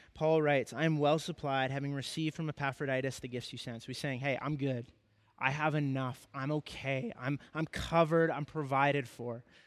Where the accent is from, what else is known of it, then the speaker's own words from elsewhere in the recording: Kamloops, British Columbia, Canada; moved away as an adult; before I moved away from my hometown of Kamloops